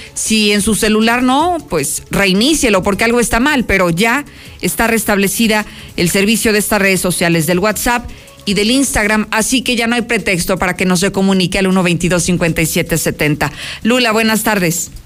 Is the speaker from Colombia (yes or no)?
no; Mexico; seamos los mexicanos